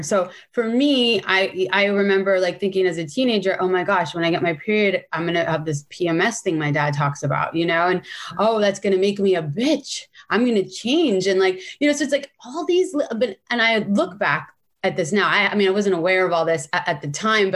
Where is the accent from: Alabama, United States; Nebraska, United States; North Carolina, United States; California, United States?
California, United States; San Francisco; And I grew up in San Francisco.